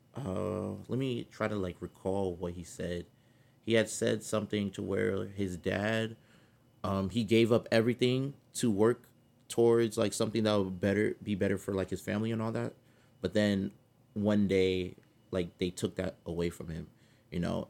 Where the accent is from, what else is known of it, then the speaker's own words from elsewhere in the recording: California, United States; accent: California; my California accent